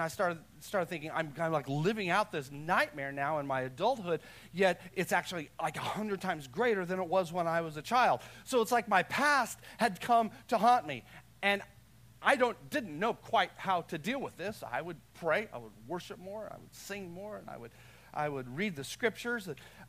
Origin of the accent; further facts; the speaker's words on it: Texas, United States; I'm from Texas. Like, we're just happy around here.